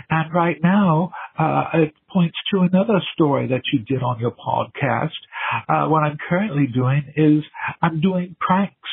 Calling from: England, United Kingdom; I'm calling from England.

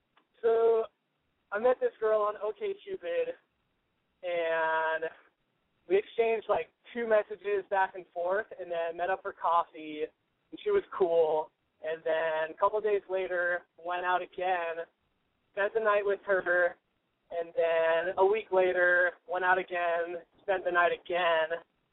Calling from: California, United States; 26. I'm up in the Bay Area.

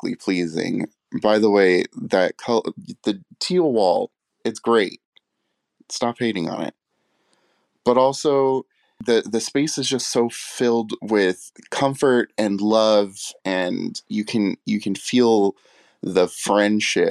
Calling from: Downey, California, United States; I'm calling from Downey, California

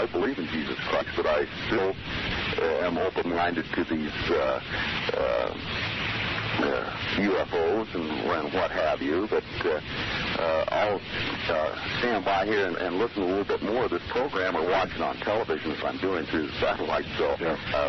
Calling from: Susanville, California, United States

